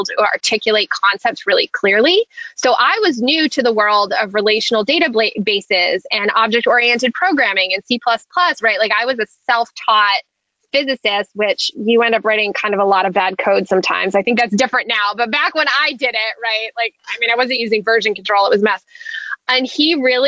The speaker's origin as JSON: {"language": "English", "region": "New Hampshire", "country": "United States", "tie": "born or raised there", "said": "I grew up in New Hampshire"}